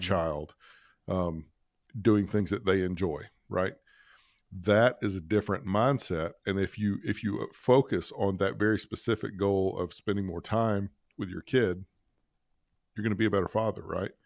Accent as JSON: {"language": "English", "region": "Alabama", "country": "United States", "tie": "born or raised there", "said": "I grew up in Alabama"}